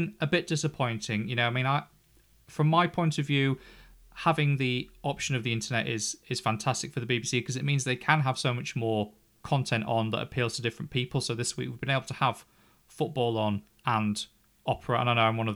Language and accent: English; England, United Kingdom; because we're English